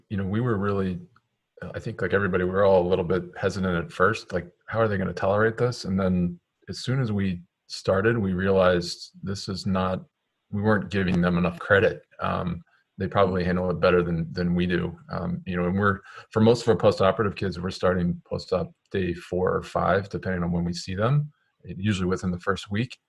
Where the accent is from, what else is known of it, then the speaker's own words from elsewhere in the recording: Maryland, United States; moved away as an adult; now in Connecticut, United States; I'm originally from Maryland, so um, that's where I grew up.